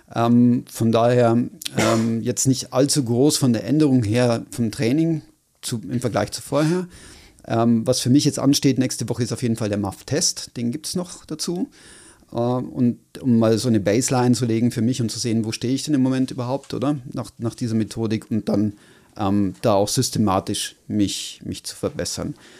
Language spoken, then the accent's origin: German; Switzerland; hier bei uns in der Schweiz